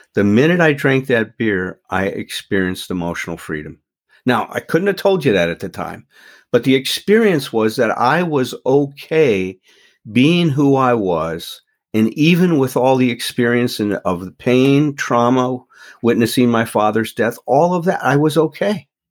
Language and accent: English; Chicago, Illinois, United States; moved away as an adult; now in Doylestown, United States; I grew up in Chicago. So I'm from the Midwest